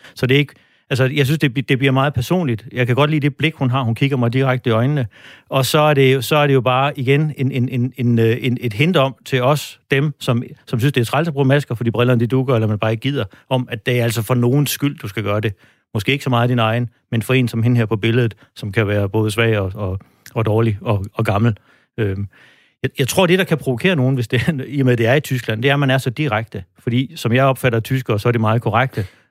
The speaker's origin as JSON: {"language": "Danish", "country": "Denmark", "said": "vi som danskere"}